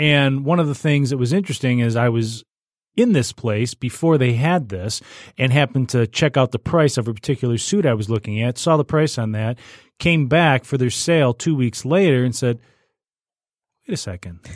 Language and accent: English; Warren, United States; where I grew up in Warren, uh, m, my elementary school was contained within my subdivision